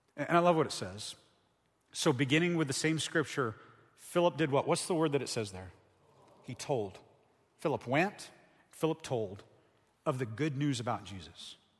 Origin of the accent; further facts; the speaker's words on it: Ohio, United States; moved away as an adult; now in Tucson, United States; I'm from Ohio